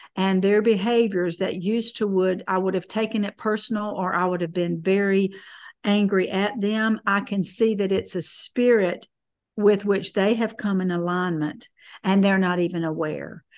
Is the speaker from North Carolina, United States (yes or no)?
yes; Fayetteville, North Carolina, United States; born or raised there